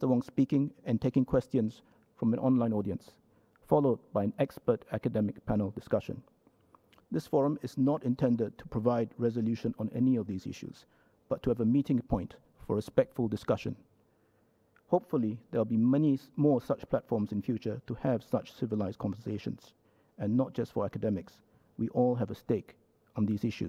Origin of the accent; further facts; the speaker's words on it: Singapore; Within our identity as Singaporeans, there are several facets